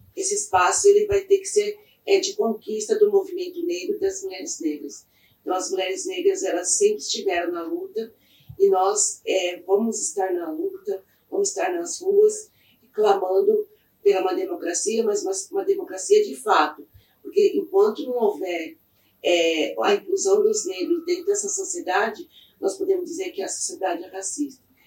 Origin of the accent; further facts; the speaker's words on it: São Paulo, Brazil; also born or lived in Mogi das Cruzes; eu sou nascida de São Paulo é, me criei na Zona Sul de São Paulo, no bairro do Real Parque